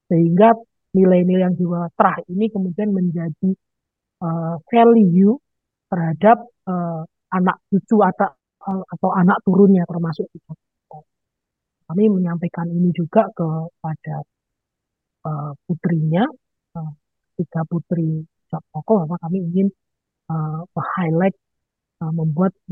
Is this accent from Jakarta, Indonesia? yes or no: no; Madiun, East Java, Indonesia; karena saya orang Madi lokasinya ini ada di Madi ya.